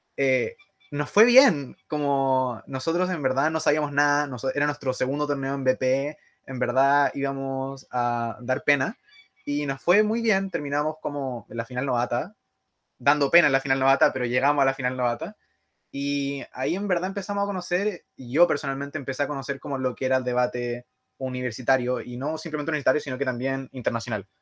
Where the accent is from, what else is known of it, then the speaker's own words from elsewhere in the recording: Santiago, Santiago Metropolitan Region, Chile; Yo soy de Santiago